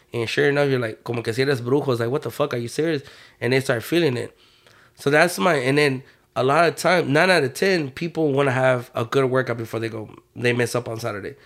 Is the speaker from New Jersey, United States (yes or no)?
no; Houston, Texas, United States; I was born and raised in Third Ward